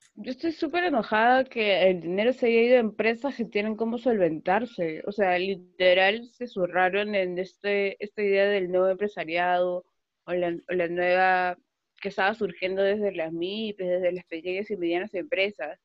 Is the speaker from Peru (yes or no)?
yes; Callao, Peru; soy del Callao